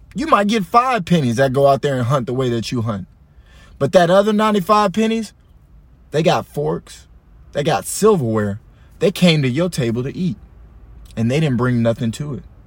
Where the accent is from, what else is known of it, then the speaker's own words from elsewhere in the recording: Allen, Texas, United States; I'm from Allen